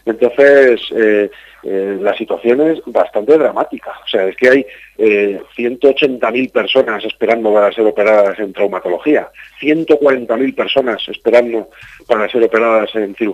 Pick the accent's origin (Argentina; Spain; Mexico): Spain; Castilla-La Mancha; los castellanos manchegos ahora mismo somos españoles de segunda categoría